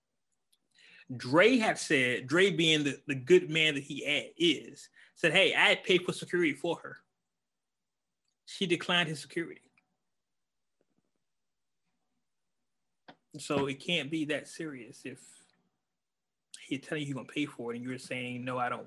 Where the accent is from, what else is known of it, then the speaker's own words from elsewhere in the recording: California, United States; I am from California